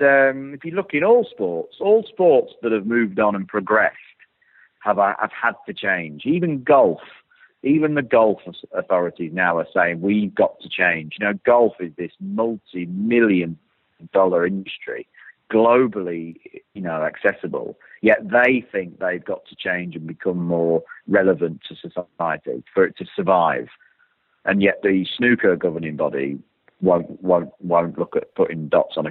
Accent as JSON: {"language": "English", "country": "United Kingdom", "said": "we are a very traditional country. But, you know, this island we live"}